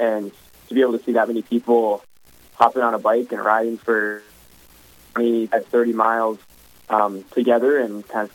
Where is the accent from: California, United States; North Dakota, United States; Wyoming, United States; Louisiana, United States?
North Dakota, United States; Grand Forks; Growing up in the area